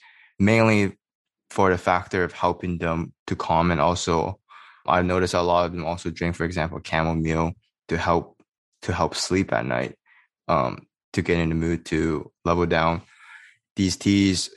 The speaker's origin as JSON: {"language": "English", "country": "Canada", "tie": "born or raised there", "said": "Growing up in Canada as a Chinese Canadian"}